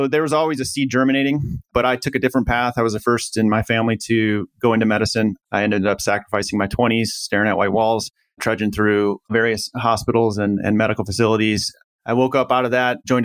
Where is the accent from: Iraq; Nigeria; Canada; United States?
United States; Midwest; I grew up in the Midwest, pretty humble family